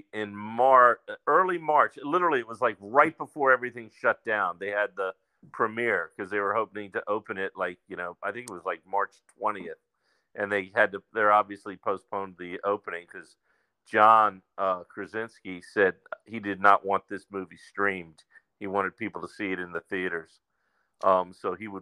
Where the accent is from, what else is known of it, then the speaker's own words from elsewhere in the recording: Silver Spring, Maryland, United States; I was born in Maryland, not too far from Shirlington. I was born in Silver Spring.